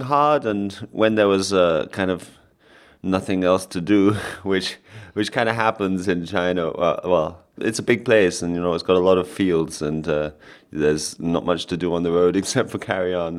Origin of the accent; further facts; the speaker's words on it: London, United Kingdom; I'm from London